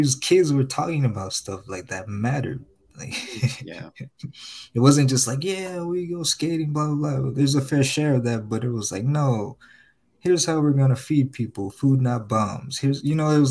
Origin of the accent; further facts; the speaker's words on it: Compton, California, United States; I'm from Compton, but like